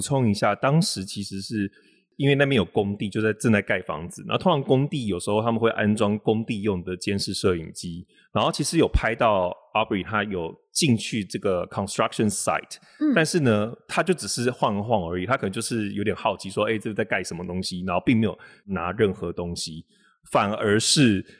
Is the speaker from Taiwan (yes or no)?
yes; Taiwan; also born or lived in Jiangsu (grandfather's origin); now in United States; 我来自于台湾